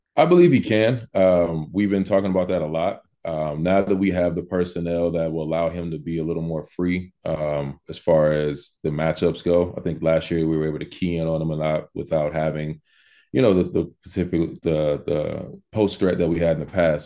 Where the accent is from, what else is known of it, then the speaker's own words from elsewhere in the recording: Missouri City, Texas, United States; moved away as an adult; also born or lived in Los Angeles, California / Miami, Florida; now in Walla Walla, United States; I'm from Missouri City, Texas, by way of Los Angeles. Um, spent most of my childhood in both places